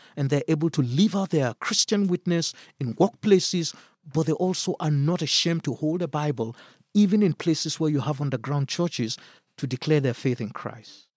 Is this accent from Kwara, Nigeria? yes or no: no; Kaduna State, Nigeria; Kaduna State, that's my home state